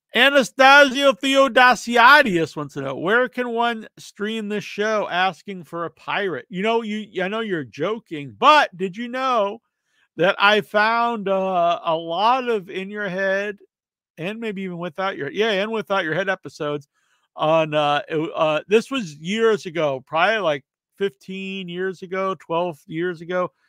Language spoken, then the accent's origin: English; New England, United States; I'm from New England, so we actually eat that a lot